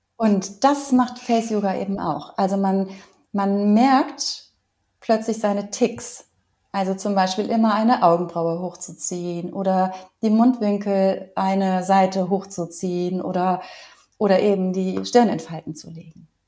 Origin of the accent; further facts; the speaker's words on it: Cologne, North Rhine-Westphalia, Germany; ich komme aber aus Köln